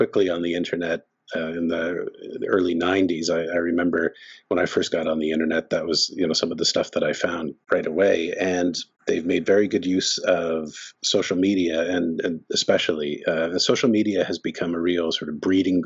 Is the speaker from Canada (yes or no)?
yes; Canada; also born or lived in Ottawa; I'm Canadian. I'm speaking to you from Ottawa